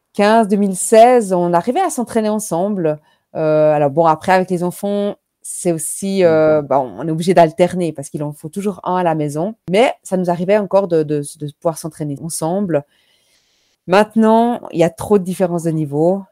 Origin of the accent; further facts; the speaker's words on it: Switzerland; chez nous en Suisse